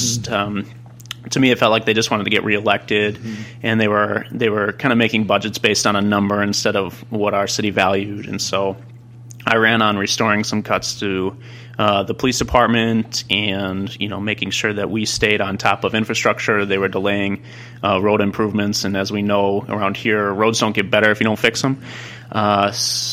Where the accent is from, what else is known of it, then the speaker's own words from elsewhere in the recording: Lakeville, Minnesota, United States; I grew up in Lakeville. My parents still live in the house I grew up in Lakeville